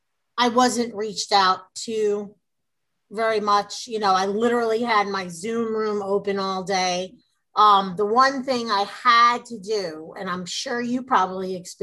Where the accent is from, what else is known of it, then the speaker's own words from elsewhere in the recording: New York, United States; now in Texas, United States; we're from New York